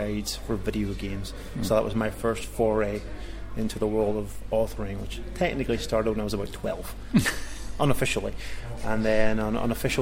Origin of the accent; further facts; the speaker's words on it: Northern Ireland, United Kingdom; now in Cambridge, United Kingdom; as you can probably tell from my accent, I'm originally from Northern Ireland.